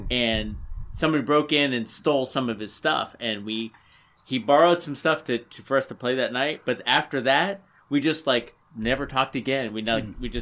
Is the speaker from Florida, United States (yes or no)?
yes; Florida, United States; also born or lived in Northern Virginia; now in Charlotte, United States; I came from Florida and I lived in, in Northern Virginia, but I always played by myself at home.